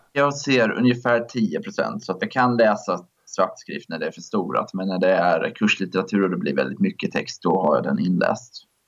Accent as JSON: {"language": "Swedish", "town": "Jönköping", "region": "Jönköping County", "country": "Sweden", "said": "jag kommer från Jönköping"}